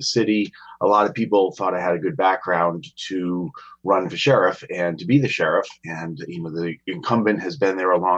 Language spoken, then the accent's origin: English; Attleboro, Massachusetts, United States; also born or lived in Taunton; I grew up in Attleboro